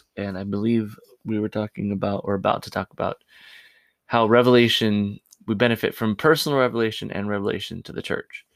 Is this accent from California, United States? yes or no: yes; California, United States; I grew up in California